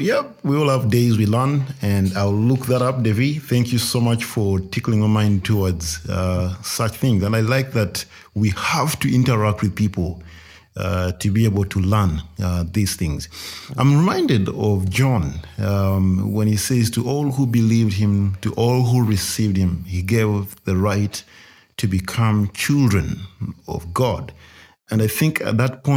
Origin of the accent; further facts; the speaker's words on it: Luganda-speaking, Central Region, Uganda; there was a comfort in knowing I'm among my people